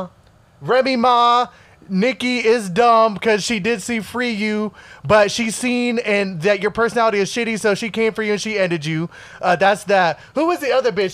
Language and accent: English; Connecticut, United States; I grew up in Connecticut